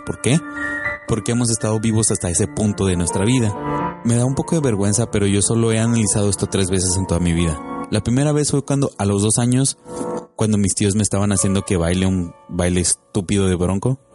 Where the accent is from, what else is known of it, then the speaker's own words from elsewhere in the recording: Monterrey, Nuevo León, Mexico; El Monterrey, de donde yo soy